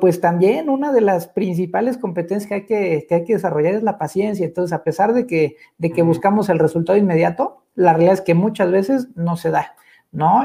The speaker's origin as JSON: {"language": "Spanish", "country": "Mexico", "said": "como mexicanos y como sociedad"}